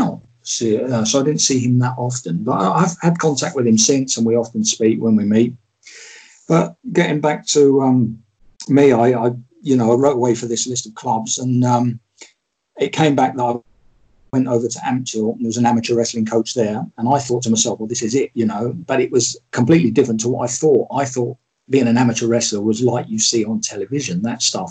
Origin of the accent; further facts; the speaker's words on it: Luton, East of England, United Kingdom; also born or lived in Balham, London; I was born in Balham in London. And when my parents moved up here, obviously I was an early age, I came with them, didn't I? So I've always lived in Luton